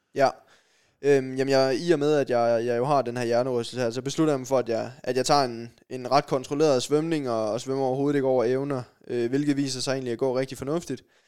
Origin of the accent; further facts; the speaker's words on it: Sønderborg, Southern Denmark, Denmark; Jeg kommer ned fra Sønderborg